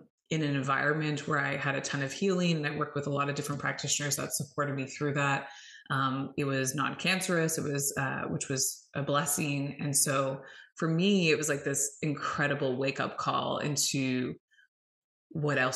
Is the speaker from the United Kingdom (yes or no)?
no; Canada; I am Canadian. So yes, north of the border